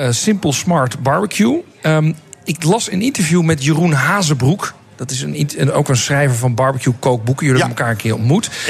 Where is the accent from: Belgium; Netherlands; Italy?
Netherlands; Zijn wij Nederlanders goed, hierin?